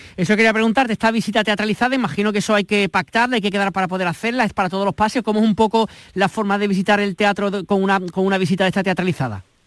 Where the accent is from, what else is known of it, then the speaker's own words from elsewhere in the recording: Ronda, Andalusia, Spain; mi tierra, con el lugar que me vio nacer y crecer, que es Ronda